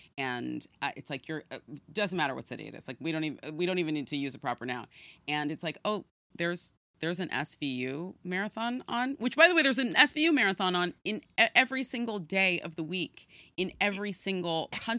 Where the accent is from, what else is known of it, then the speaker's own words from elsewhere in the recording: San Francisco, California, United States; now in New York City, United States; I grew up in San Francisco.